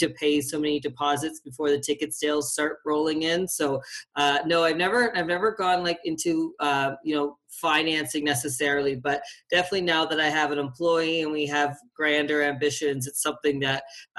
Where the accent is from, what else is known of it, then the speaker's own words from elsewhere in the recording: Atlantic Canada, Canada; now in Calgary, Canada; Well, like most people that live in Calgary, I'm from Atlantic Canada. I moved here 13 years ago, which is incredible.